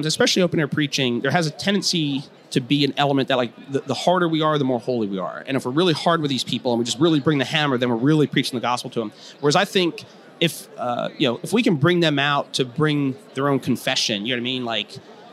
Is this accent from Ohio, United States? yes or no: yes; Cleveland, Ohio, United States; I just grew up outside of Cleveland, so I love the Browns